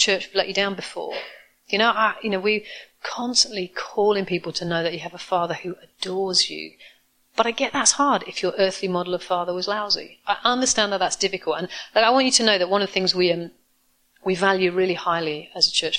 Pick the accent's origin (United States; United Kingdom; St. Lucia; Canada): United Kingdom; I'm classically British, introverted, reserved, like I am